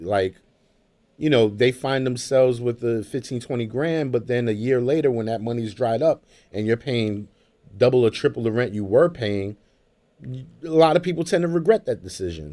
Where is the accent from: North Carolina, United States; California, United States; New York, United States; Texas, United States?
New York, United States; Brooklyn; now in Jamaica, Queens, United States; I grew up in Brooklyn, you know, uh, in late eighties, early nineties